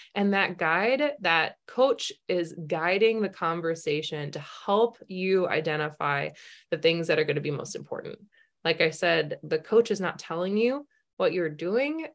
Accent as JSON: {"language": "English", "region": "Minnesota", "country": "United States", "said": "we're Minnesotan, you know, we're Midwestern"}